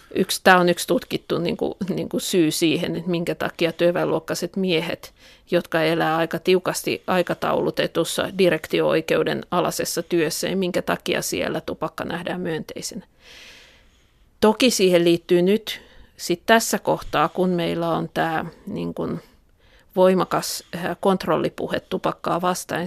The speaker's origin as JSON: {"language": "Finnish", "town": "Tampere", "region": "Pirkanmaa", "country": "Finland", "tie": "born or raised there", "said": "Pispalaa, josta mä olen kotosi"}